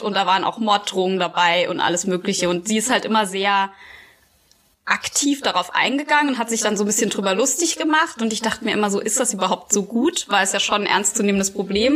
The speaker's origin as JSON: {"language": "German", "town": "Quierschied", "region": "Saarland", "country": "Germany", "tie": "born or raised there", "said": "in der Nähe von Quierschied, wo ich aufgewachsen bin."}